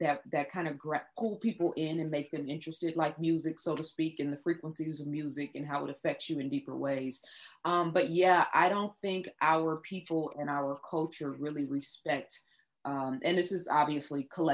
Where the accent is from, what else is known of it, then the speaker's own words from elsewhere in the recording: Oakland, California, United States; when I was growing up in Oakland, California